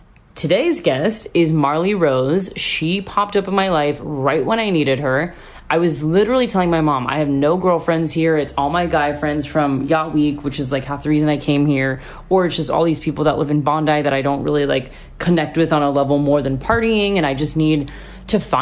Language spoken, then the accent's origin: English; United States; moved away as an adult; now in Sydney, Australia; I'm American.